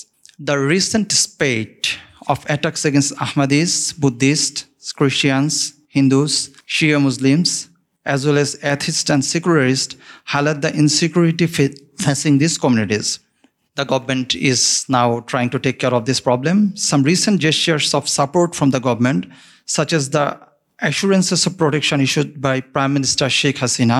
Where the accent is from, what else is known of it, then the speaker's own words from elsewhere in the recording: Bangladesh; from Bangladesh. Bangladesh, as you all know, is situated in Southeast Asia.